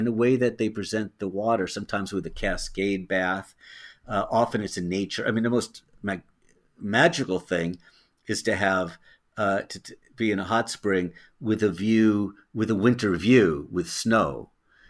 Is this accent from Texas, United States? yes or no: no; Tiburon, California, United States; I grew up in Tiburon, and my dad worked for KCBS, and so that's up in the Bay Area